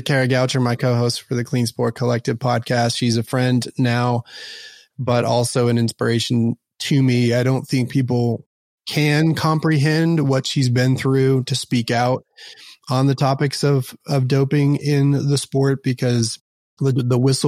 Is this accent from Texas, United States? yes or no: yes; Dallas, Texas, United States; born or raised there; also born or lived in Houston / Austin / Portland